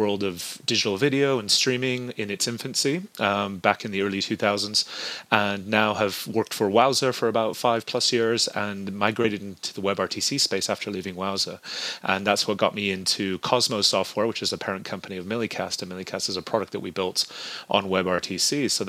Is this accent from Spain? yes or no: yes; southern Spain, Spain; now in United States; So I grew up in southern Spain and I went to a British school growing up. My mother's American. I've lived in America now almost 20 years.